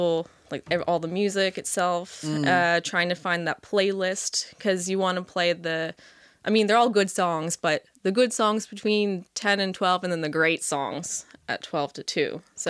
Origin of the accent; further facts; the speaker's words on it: Halifax, Nova Scotia, Canada; Everyone there is awesome. And it's my hometown, so I love going there.